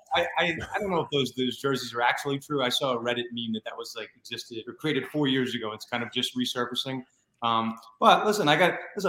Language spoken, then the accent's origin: English; New York, United States; New York, my home state